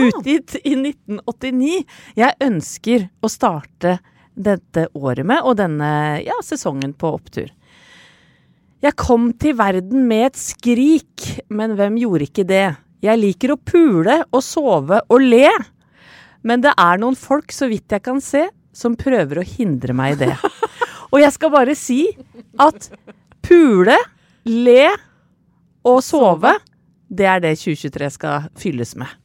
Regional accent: Åsgårdstrand, Vestfold, Norway; hjemme i Stangsgate 12 i Åsgårdstrand, hvor jeg vokste opp

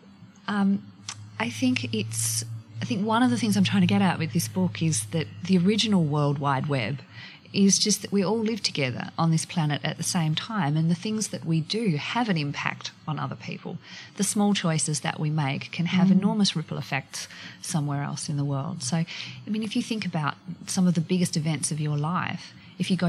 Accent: Hobart, Tasmania, Australia; moved away as an adult; also born or lived in Western Australia; I grew up in Hobart, went to university there, became a journalist.

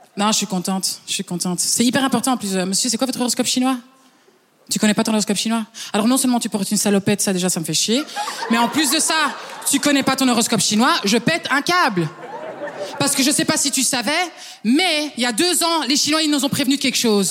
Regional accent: Flanders, Belgium; French is a second language; Je suis belge flamande.

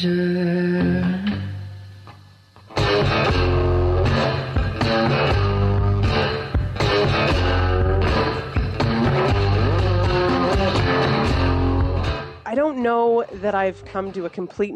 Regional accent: Mississauga, Ontario, Canada; I'm born and raised in Mississauga

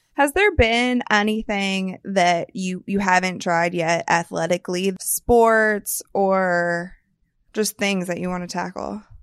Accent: Akron, Ohio, United States; I'm from Akron

